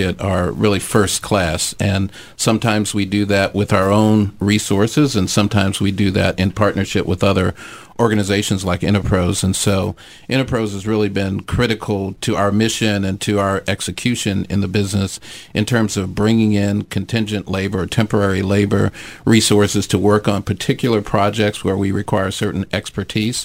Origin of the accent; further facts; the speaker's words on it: St. Louis, Missouri, United States; also born or lived in London; now in Philadelphia, United States; I grew up in St. Louis